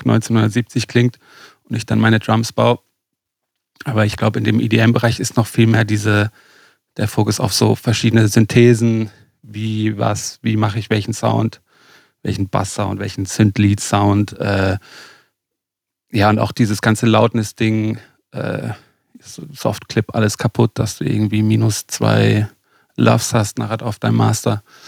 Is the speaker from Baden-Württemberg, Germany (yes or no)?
yes; Lörrach, Baden-Württemberg, Germany; also born or lived in Lake Constance; Ich bin gerade äh, in, in, meiner Heimat in Lörrach.